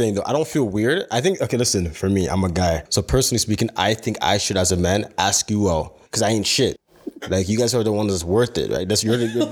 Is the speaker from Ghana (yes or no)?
yes; Ghana; I'm a Ghanaian guy